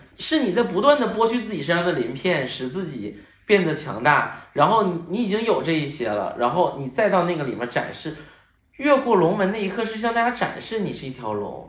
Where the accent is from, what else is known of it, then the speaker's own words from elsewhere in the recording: Northeast China, China; 我在东北长大